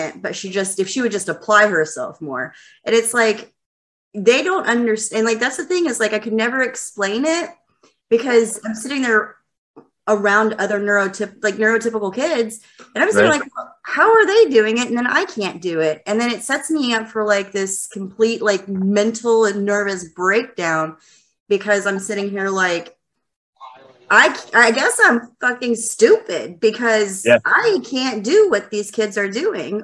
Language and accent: English; Lubbock, Texas, United States; also born or lived in Dallas, Texas / North Fort Worth, Texas; now in Fort Worth, United States; I'm originally from Lubbock, but I live in Dallas now.